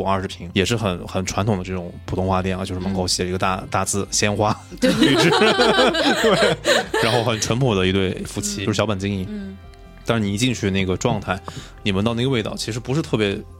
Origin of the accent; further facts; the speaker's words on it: Chengdu, Sichuan, China; 那我自己跟植物的结缘，就是因为我是在成都长大，